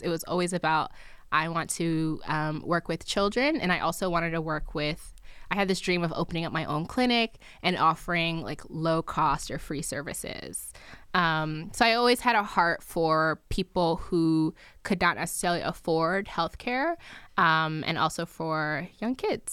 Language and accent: English; New Jersey, United States; also born or lived in Nigeria; I'm Nigerian, I was born in Nigeria, but I grew up in New Jersey